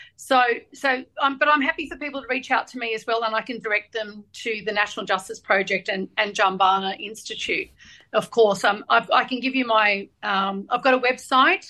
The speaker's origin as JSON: {"language": "English", "country": "Australia", "said": "we're Australian Lebanese"}